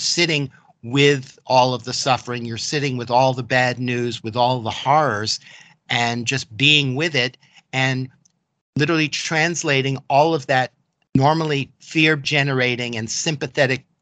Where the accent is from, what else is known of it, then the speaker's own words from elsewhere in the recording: New York City, New York, United States; I grew up in Manhattan, New York City